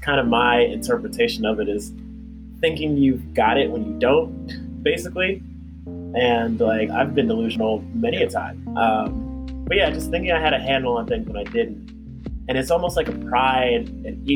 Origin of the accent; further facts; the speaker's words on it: Maryland, United States; also born or lived in Ghana; my brother and I were born and raised in Maryland